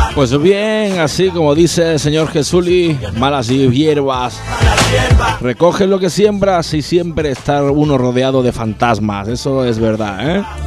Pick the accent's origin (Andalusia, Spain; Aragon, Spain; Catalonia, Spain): Andalusia, Spain; Málaga; De mi ciudad natal, Málaga